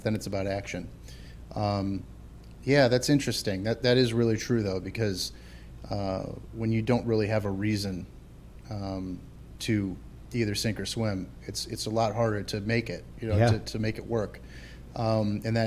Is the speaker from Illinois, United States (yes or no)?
yes; Chicago, Illinois, United States; as a Chicagoan